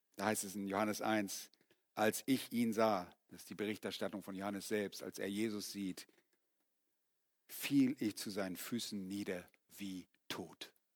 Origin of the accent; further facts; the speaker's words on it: Germany; also born or lived in Yukon, Canada; bei uns in Deutschland